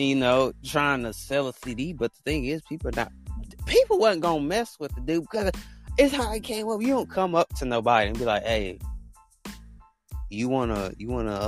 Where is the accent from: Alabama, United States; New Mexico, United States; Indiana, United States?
Alabama, United States; I'm from Alabama